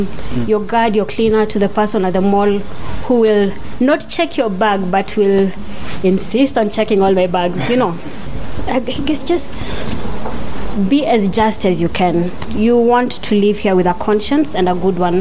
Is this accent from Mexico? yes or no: no; Kenya; moved away; as a Kenyan